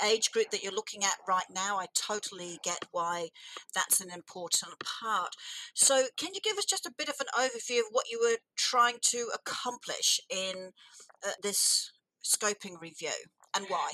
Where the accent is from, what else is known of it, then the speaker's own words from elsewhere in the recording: England, United Kingdom; I was born in England